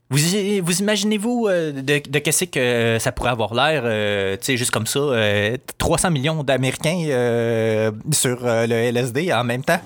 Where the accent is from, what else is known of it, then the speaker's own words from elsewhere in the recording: Quebec, Canada; je suis un fier indépendantiste québécois